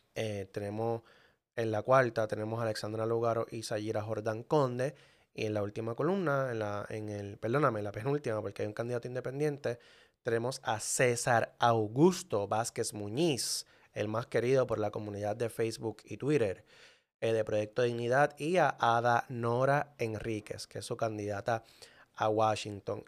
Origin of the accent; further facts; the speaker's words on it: Manatí, Puerto Rico; Manatí, que es mi pueblo, es un pueblo pequeño